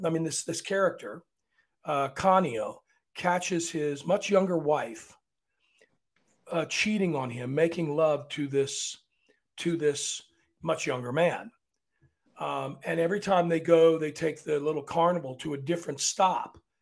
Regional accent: Arlington, Virginia, United States; I'm from Arlington, but we're still below the Mason Dixon line

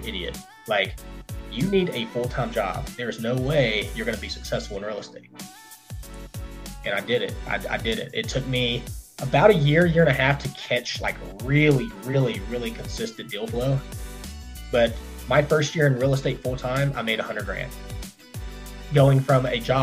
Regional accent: Hiram, Georgia, United States; also born or lived in Kennesaw, Georgia; I was raised in Hiram, Georgia, which is a little bit further to the northwest of Atlanta.

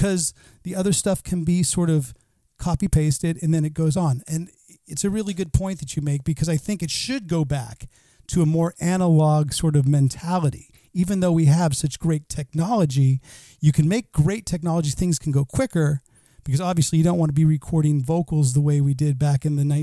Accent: Bay Area, California, United States; I grew up in the Bay Area. I grew up on AM radio

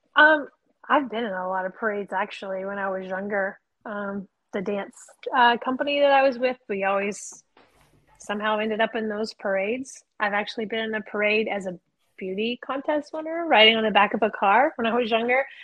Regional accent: the South, United States; I'm from the South

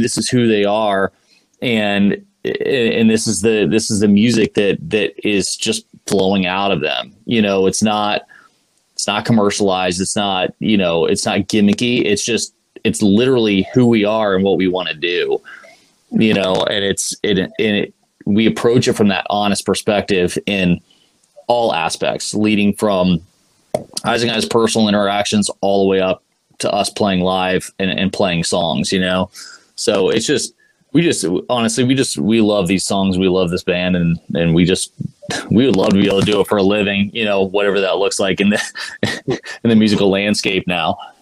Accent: Ohio, United States; moved away as an adult; also born or lived in Boston; we're both from Ohio

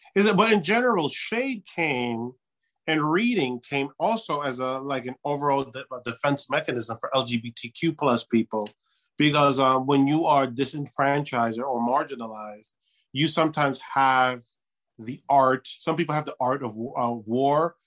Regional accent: New York, United States; I grew up in New York

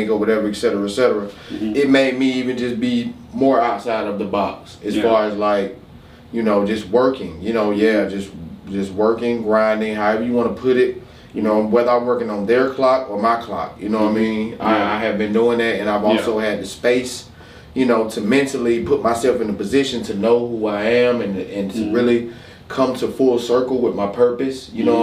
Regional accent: Macon, Georgia, United States; also born or lived in Milledgeville, Georgia; From here, though, mm-hmm. you know, I've been here for a totality of we've gone on about 20 plus years

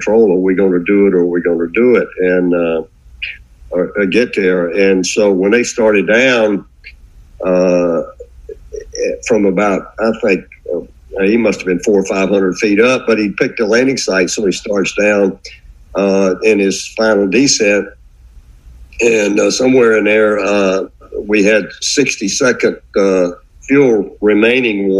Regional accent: South Carolina, United States; I grew up in South Carolina

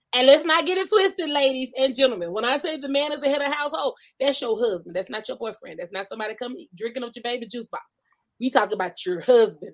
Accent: Georgia, United States; moved away as an adult; now in California, United States; I'm from Georgia, born and raised. I'm talking about country bumpkin

